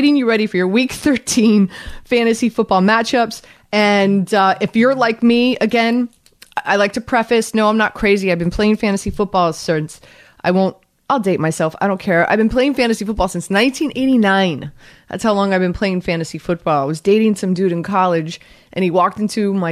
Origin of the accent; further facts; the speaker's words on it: Miami, Florida, United States; moved away; also born or lived in North Jersey; I'm from Miami.